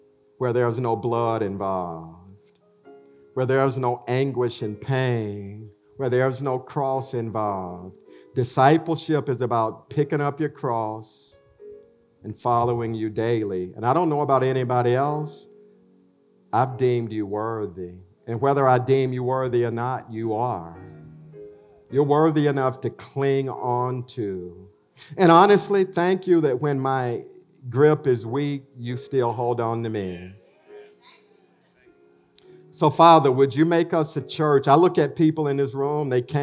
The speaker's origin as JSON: {"language": "English", "town": "Elberton", "region": "Georgia", "country": "United States", "tie": "born or raised there", "also_born_or_lived": "Chicago", "moved": "as an adult", "said": "Fred, I grew up with in Alberton"}